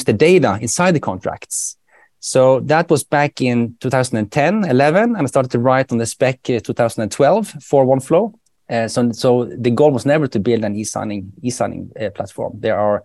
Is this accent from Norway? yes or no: yes; Bergen, Vestland, Norway; accent: Bergen dialect; first language Norwegian; English is a second language; moved away as an adult; now in Sweden; I'm from Bergen